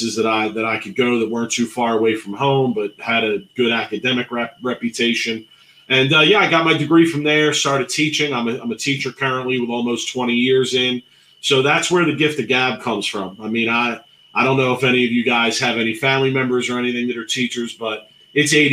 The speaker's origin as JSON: {"language": "English", "town": "Philadelphia", "region": "Pennsylvania", "country": "United States", "tie": "born or raised there", "said": "I grew up in Philly, in the Philly area"}